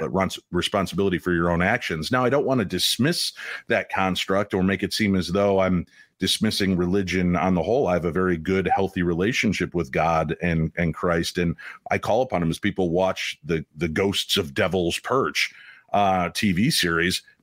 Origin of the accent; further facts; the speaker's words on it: Chicago, Illinois, United States; I grew up in Chicago